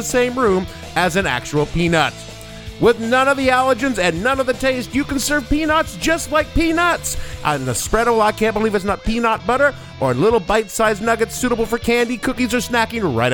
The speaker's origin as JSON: {"language": "English", "region": "the South", "country": "United States", "tie": "born or raised there", "said": "Growing up in the South"}